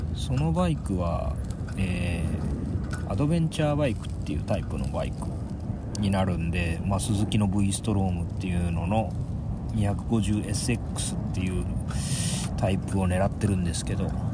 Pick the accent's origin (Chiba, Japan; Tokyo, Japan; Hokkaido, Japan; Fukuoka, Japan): Chiba, Japan; Onjuku; moved away; 僕は海沿いの町で育ったんで